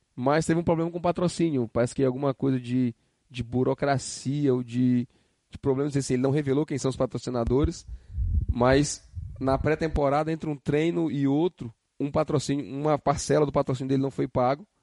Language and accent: Portuguese; Northeast Region, Brazil; que sou do Nordeste